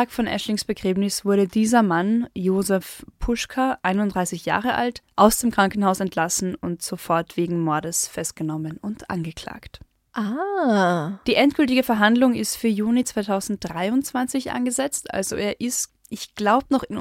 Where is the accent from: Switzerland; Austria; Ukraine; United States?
Austria; Carinthia; moved away; da, wo ich aufgewachsen bin, ist die nächstgrößere Stadt weiter weg als die italienis